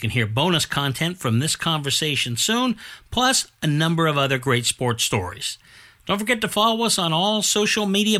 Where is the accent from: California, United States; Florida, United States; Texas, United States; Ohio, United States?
California, United States; Bay Area; I grew up in the Bay Area